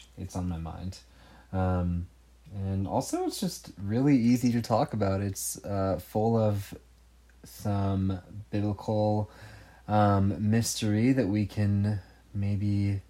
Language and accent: English; Oakhurst, California, United States; right now we're in the U.S. in Oakhurst, California, which is actually my hometown.